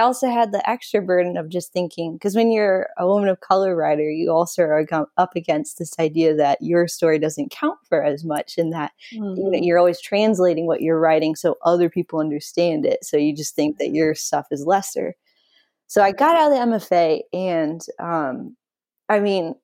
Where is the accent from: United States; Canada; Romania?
United States; Indiana; I was homesick for Indiana, where I had been born and raised